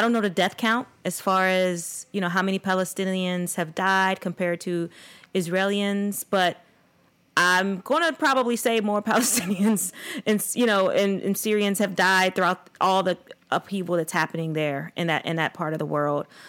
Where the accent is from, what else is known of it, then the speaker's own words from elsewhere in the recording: United States; me as being a, a Black American, an African American descendant of slavery